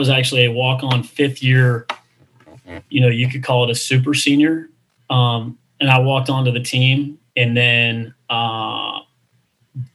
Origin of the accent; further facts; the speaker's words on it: Texas, United States; born there; I was born in Texas